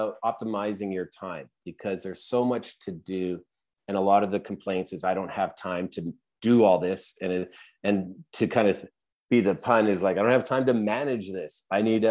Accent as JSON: {"language": "English", "country": "Canada", "said": "we're Canadian"}